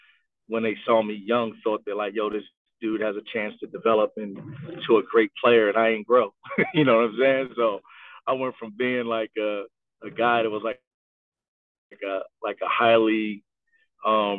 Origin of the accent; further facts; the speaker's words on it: Philadelphia, Pennsylvania, United States; I was a local guy that grew up here in the city, that had a lot of relationships and connections here in the city of Philadelphia